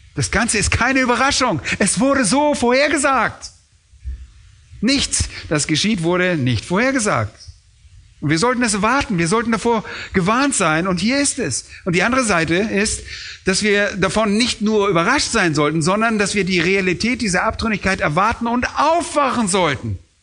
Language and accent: German; Germany; wir wollen als Deutsche